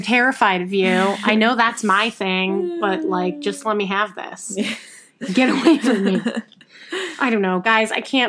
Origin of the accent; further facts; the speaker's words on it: New York City, New York, United States; as a New Yorker.